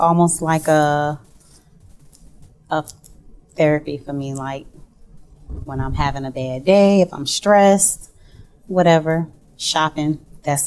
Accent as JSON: {"language": "English", "town": "Norfolk", "region": "Virginia", "country": "United States", "tie": "born or raised there", "said": "I am born and raised in Norfolk, Virginia."}